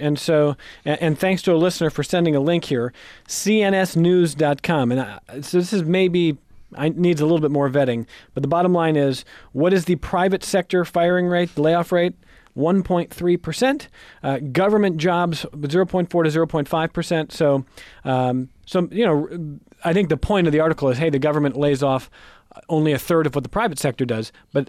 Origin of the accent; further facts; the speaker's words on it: Cleveland, Ohio, United States; I'm from Cleveland. Pedro, I'm from Cleveland.